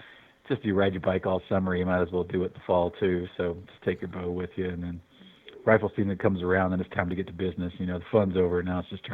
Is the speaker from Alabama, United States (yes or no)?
yes; Fairhope, Alabama, United States; now in Missoula, United States; In Alabama, that little town called Fairhope, which is sort of right on Mobile, not sort of, it is on Mobile Bay down there.